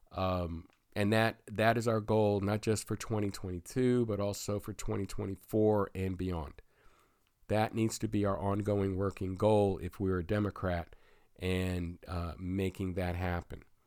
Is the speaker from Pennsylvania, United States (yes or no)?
yes; Pennsylvania, United States; here in my home state of Pennsylvania